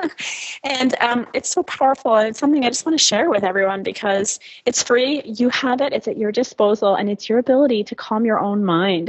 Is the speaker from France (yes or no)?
yes; France; also born or lived in China; now in United States; I'm originally from France, and, um, I, I've obviously lived in the U S for twenty years, and then I lived in China for a couple years